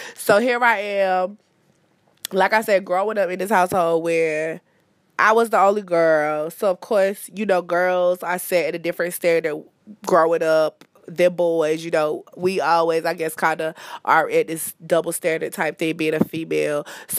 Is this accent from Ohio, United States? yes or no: no; Fayetteville, North Carolina, United States; born there; I think that I was born in Fayetteville. Fayetteville is about 3 hours away from where I currently reside, the New Bern area